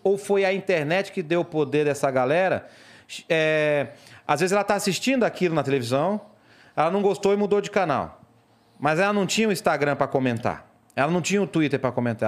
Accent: Ceará, Brazil; eu sou cearense

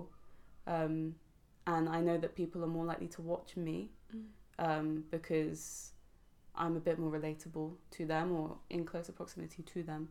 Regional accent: London, United Kingdom

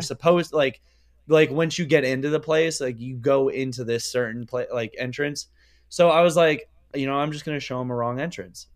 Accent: Pennsylvania, United States

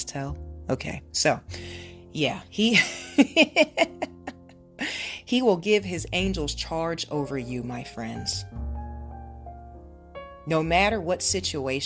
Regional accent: Ohio, United States; now in California, United States; I live in California, but I'm from Ohio. So both of my parents are in Ohio.

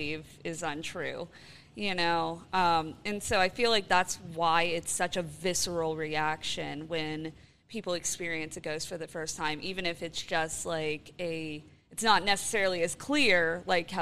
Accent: Florida, United States; where I grew up in Florida

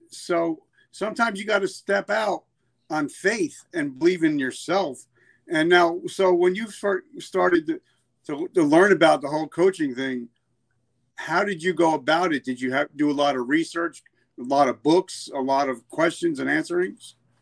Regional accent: New Jersey, United States; I'm from New Jersey

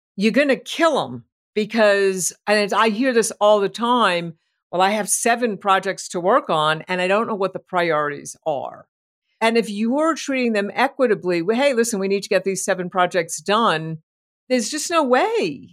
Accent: New York City, New York, United States; moved away; I'm from New York City originally.

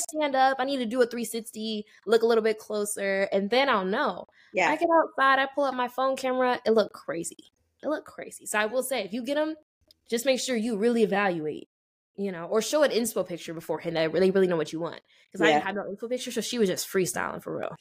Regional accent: Las Vegas, Nevada, United States; Shout out my hometown

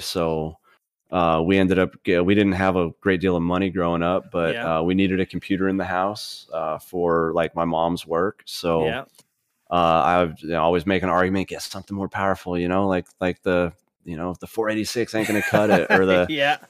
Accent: Pennsylvania, United States; commercialized in the little poor area that I grew up in Pennsylvania.

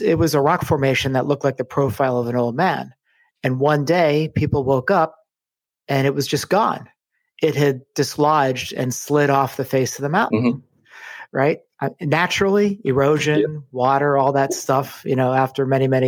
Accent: rural West Virginia, United States; I grew up in Appalachia, rural West Virginia

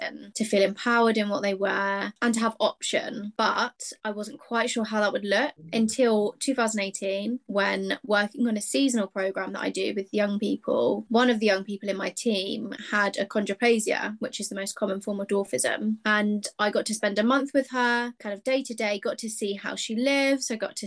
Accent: Hampshire, South East England, United Kingdom; I'm from England. I've always lived in England, in Hampshire specifically. I was raised in a home

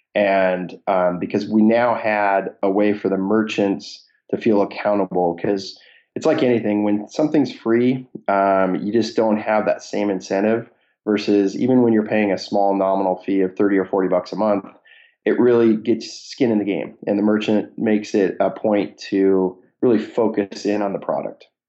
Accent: Seattle, Washington, United States; born and raised in Seattle area

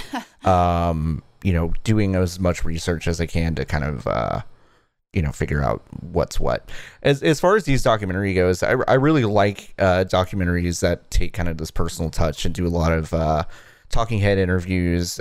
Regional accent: Dallas, Texas, United States; I grew up in Texas, in, like, rural, um, not rural, suburban Dallas

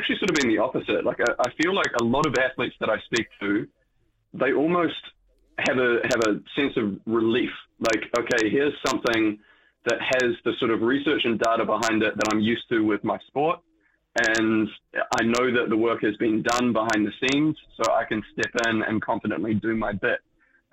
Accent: New Zealand; being a Kiwi

